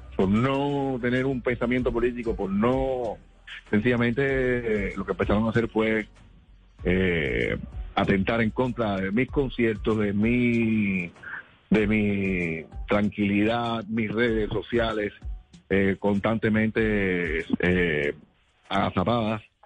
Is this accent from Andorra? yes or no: no; Cuba; born or raised there; moved away as an adult